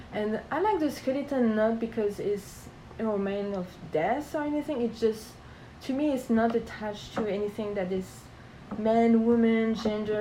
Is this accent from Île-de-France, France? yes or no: no; tiny village on the border with Germany, Grand Est, France; English is a second language; moved away as an adult; also born or lived in Strasbourg, France; now in Savannah, United States; I'm from a tiny, tiny village